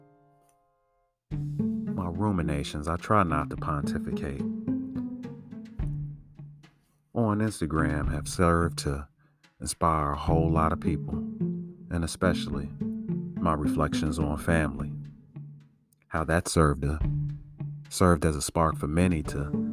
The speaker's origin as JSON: {"language": "English", "town": "Chicago", "region": "Illinois", "country": "United States", "tie": "born or raised there", "said": "growing up in Chicago watching Channel 11 WTTW"}